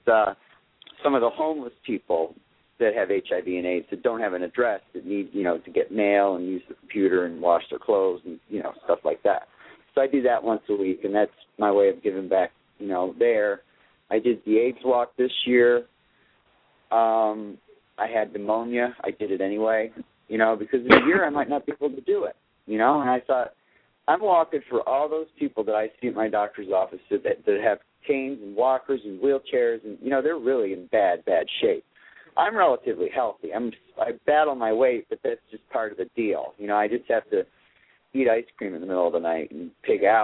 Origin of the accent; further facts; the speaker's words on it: Watertown, New York, United States; moved away as an adult; now in Southwest Florida, United States; I was born in Watertown, New York, and there's not much there.